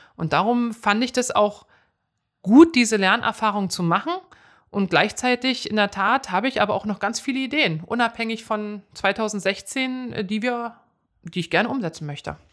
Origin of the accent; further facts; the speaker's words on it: Schönefeld, Brandenburg, Germany; also born or lived in Cottbus / Eichwalde; ich bin da nur geboren. Aufgewachsen bin ich aber in Schönefeld bei Berlin.